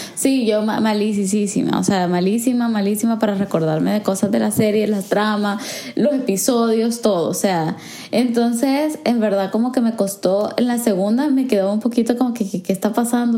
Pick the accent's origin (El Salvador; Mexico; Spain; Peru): El Salvador; first language Spanish; moved away; habiendo crecido en El Salvador, como que, por ejemplo, yo crecí en una sociedad sumamente homogénea